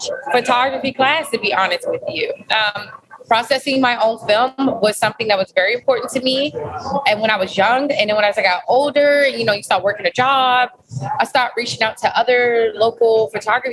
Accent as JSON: {"language": "English", "town": "Washington", "region": "District of Columbia", "country": "United States", "tie": "born or raised there", "said": "I grew up in D.C. I'm from originally all over D.C."}